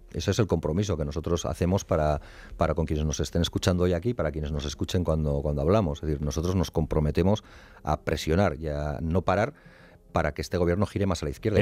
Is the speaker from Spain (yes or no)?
yes; Basque Country, Spain; yo nací en Euskal Herria y vivo en Euskal Herria